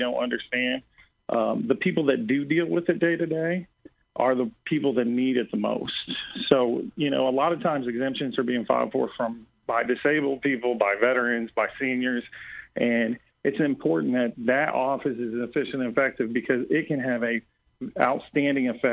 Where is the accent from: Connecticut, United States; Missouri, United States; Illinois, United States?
Illinois, United States; Sangamon County; I grew up on the south end of town